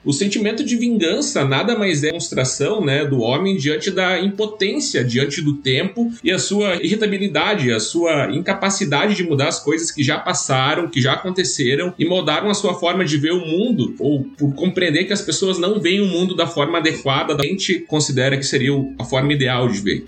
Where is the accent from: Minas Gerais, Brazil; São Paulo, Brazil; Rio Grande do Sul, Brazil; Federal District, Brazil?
Rio Grande do Sul, Brazil; eu sou gaúcho